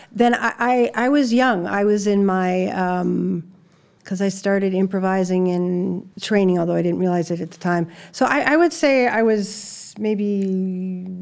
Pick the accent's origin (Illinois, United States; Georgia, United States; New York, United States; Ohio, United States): Illinois, United States; Chicago; moved away as an adult; now in Los Angeles, United States; I came from Chicago.